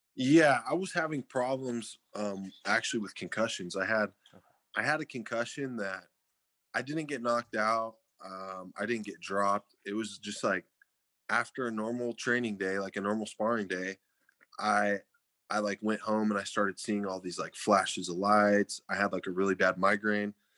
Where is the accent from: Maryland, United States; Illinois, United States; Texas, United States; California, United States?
California, United States; Fresno; I was born and raised in Fresno